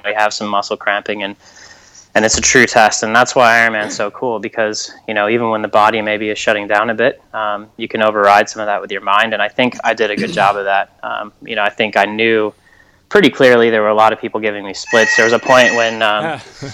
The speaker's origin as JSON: {"language": "English", "country": "United States"}